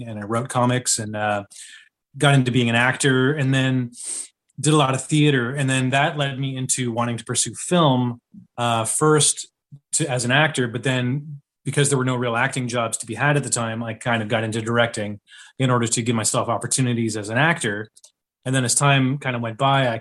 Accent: Ottawa, Ontario, Canada; I am from Ottawa, Canada

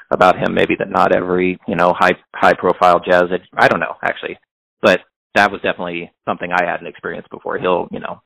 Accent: Hannibal, Missouri, United States; now in Kansas City, United States; I'm from the Midwest

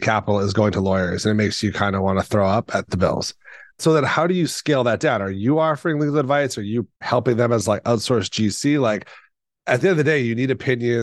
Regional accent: Boston, Massachusetts, United States; I'm from Boston

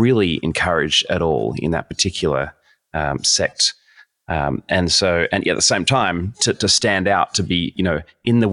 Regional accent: Sydney, New South Wales, Australia; moved away as an adult; now in United States; I was raised in Sydney, Australia

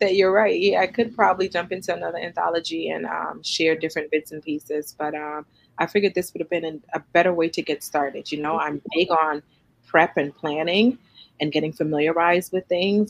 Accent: New York City, New York, United States; moved away as an adult; also born or lived in Trinidad and Tobago; now in Suffolk, United States; growing up as an immigrant child in the United States in Brooklyn.

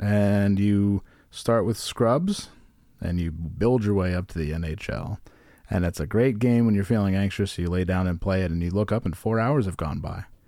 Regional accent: Virginia Beach, Virginia, United States; Also, guys, I'm from Virginia Beach, not the Midwest. It's basically the same.

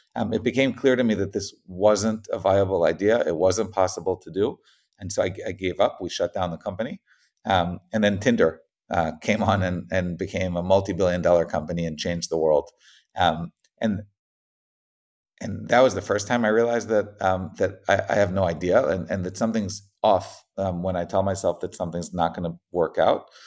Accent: Israel; moved away as an adult; also born or lived in United States; I grew up in Israel, um, got a, then, then moved to the States

